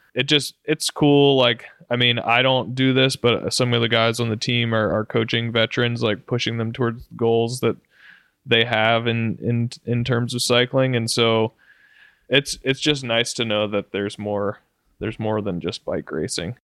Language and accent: English; Roanoke, Virginia, United States; Roanoke, right in my hometown